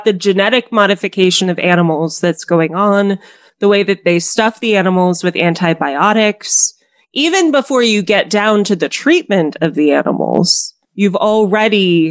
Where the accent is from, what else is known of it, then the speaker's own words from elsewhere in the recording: Colorado, United States; I spent a lot of time when I was growing up in Colorado